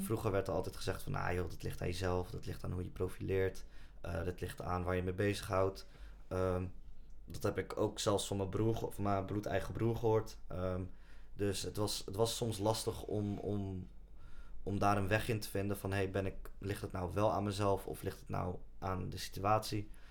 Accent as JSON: {"language": "Dutch", "country": "Netherlands", "tie": "born or raised there", "said": "Nederland voelt voor ons als ons thuisland. We zijn hier opgegroeid"}